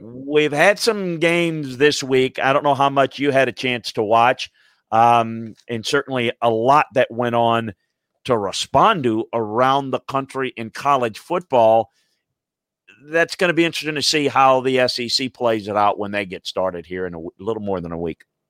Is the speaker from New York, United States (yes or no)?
no; South Louisiana, United States; I grew up in the Deep South, went to school at L S U, coached at L S U, and grew up in South Louisiana